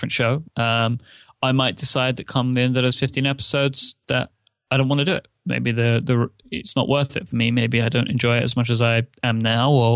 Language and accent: English; United Kingdom; I'm British.